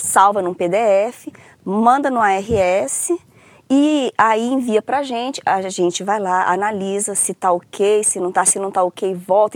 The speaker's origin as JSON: {"language": "Portuguese", "town": "Brasília", "region": "Federal District", "country": "Brazil", "tie": "born or raised there", "also_born_or_lived": "Rio de Janeiro / São Paulo / Viçosa", "said": "eu falo que eu sou de Brasília porque eu vim para Brasília com três anos de idade"}